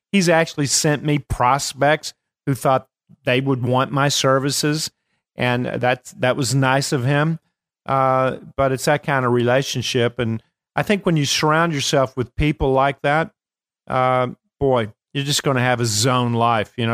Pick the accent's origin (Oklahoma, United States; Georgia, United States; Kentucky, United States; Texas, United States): Kentucky, United States; I am from Kentucky